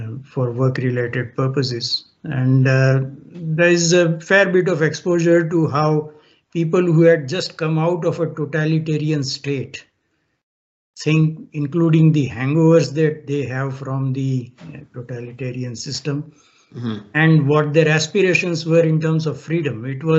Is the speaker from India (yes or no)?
yes; India; moved away as an adult; also born or lived in Kenya / United Arab Emirates; now in Canada; Well, I grew up in India